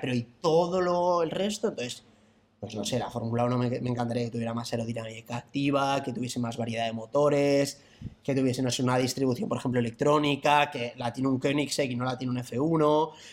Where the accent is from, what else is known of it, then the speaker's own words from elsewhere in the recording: Madrid, Community of Madrid, Spain; Yo estudié aquí, yo soy de Madrid, estudié en Madrid